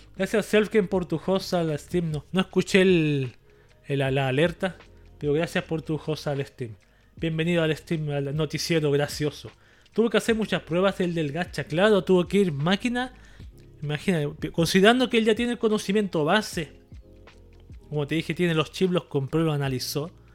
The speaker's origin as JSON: {"language": "Spanish", "country": "Chile"}